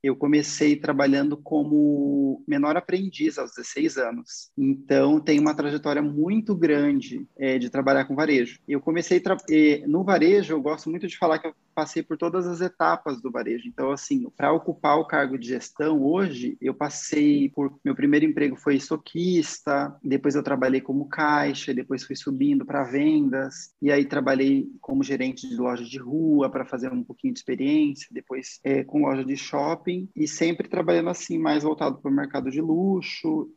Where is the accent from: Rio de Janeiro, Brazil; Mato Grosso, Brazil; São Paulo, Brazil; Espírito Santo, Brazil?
Mato Grosso, Brazil; Cuiabá; moved away as an adult; now in Curitiba, Brazil; eu nasci lá no Mato Grosso, né? Eu sou de Cuiabá e eu comecei a trabalhar na vida com shopping lá